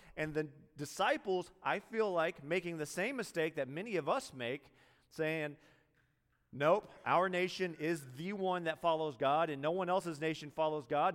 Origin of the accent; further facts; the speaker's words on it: Greenville, South Carolina, United States; moved away as an adult; also born or lived in New York City; I'm from Greenville, South Carolina